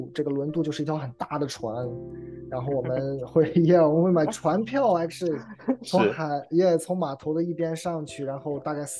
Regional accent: Qingdao, Shandong, China; 我出生在呃山东青岛，呃，然后呃黄岛区，然后在那个时候我出生的时候，那个我们的呃我的家乡其实还是一个呃刚刚刚刚呃呃可能改革开放

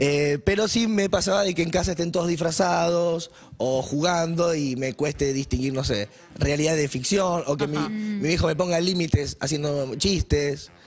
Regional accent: Rosario, Santa Fe, Argentina; Yo soy de Rosario y estudié como varias cosas

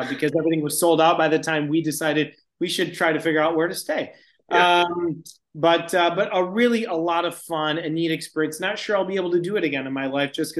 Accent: Michigan, United States; I grew up in Michigan

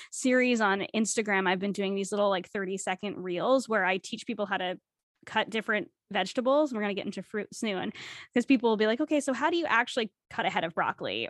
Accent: New England, United States; moved away as an adult; now in Canada; growing up in New England

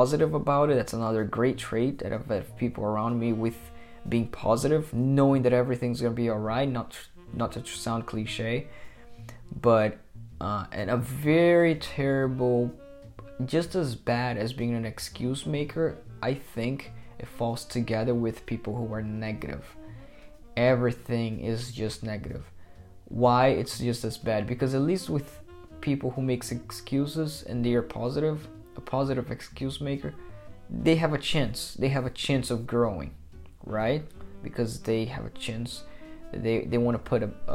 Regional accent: Brazil; moved away; I'm from Brazil, and a lot of people from my country, actually from the country where I was born, from Brazil

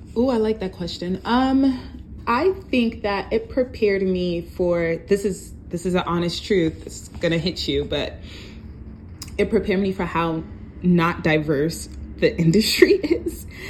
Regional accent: New York City, New York, United States; also born or lived in Brooklyn, New York; I am from New York, originally from um, Far Rockaway, Queens, but right now I reside in Brooklyn

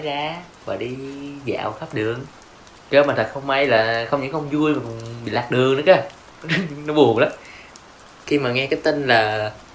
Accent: Binh Phuoc, Vietnam; moved away as an adult; now in Ho Chi Minh City, Vietnam; Tụi mình đều đến từ Bình Phước

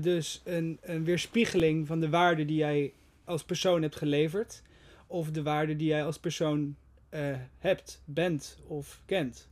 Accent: Netherlands; Wij als Nederlanders

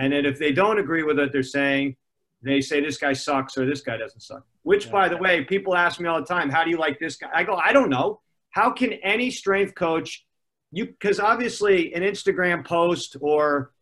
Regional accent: Los Angeles, California, United States; also born or lived in Connecticut; I grew up basically in Gold's Gym in Venice, California

